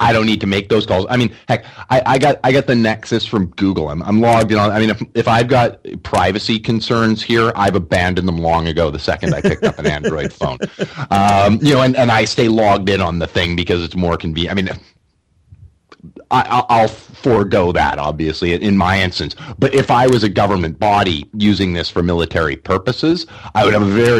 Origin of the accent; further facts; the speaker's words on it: Canada; as a Canadian